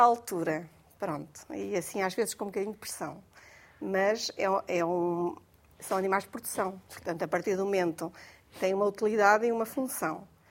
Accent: Portugal; A minha aldeia, que é aldeia, aquilo é Palheiros e Zorro

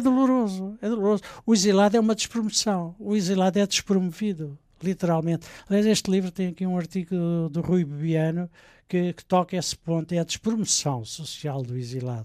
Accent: Portugal; moved away as an adult; also born or lived in Sweden; refugiados portugueses da guerra colonial, que é o que nós éramos

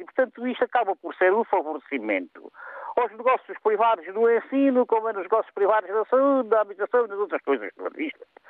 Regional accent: Portugal; nós, os portugueses

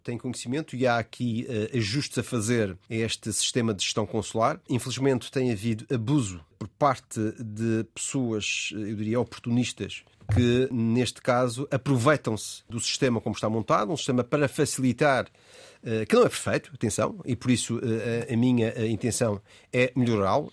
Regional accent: Portugal

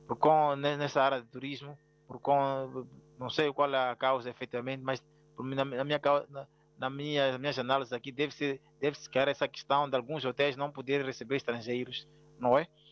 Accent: Mozambique; also born or lived in Maputo

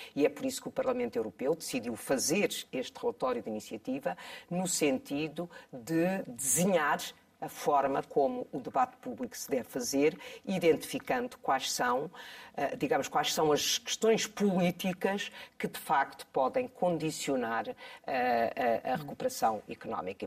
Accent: Bombarral, Centro, Portugal; Bom Barral é a minha terra de origem

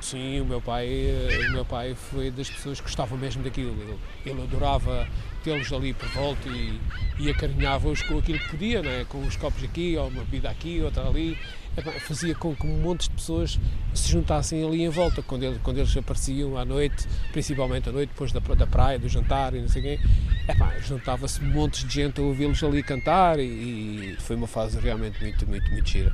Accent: Vila do Bispo, Algarve, Portugal; now in Sagres, Portugal; Sou natural de Vila do Bispo, mas eh, estou em Sagres já há 40 anos

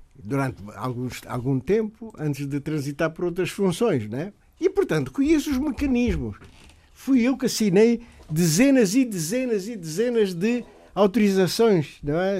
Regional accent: Guinea-Bissau; no país de onde eu sou natural, Guiné-Bissau

